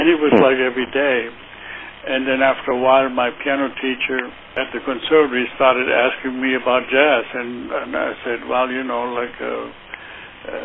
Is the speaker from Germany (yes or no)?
yes; Heidelberg, Baden-Württemberg, Germany; moved away; I grew up in Heidelberg, Germany